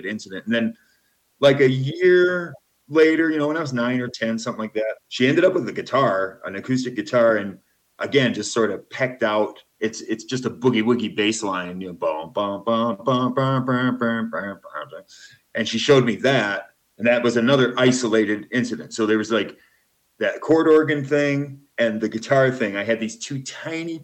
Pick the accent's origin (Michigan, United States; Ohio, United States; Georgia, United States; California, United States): Michigan, United States; Flint; moved away as an adult; also born or lived in Nashville, Tennessee / Portland, Oregon; now in Guatemala; I was born in Flint, Michigan, and lived there until 1992.